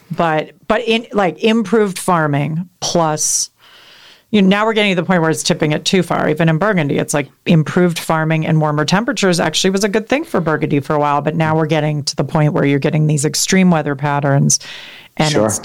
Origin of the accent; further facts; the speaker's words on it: Midwest, United States; said, I'm from the Midwest.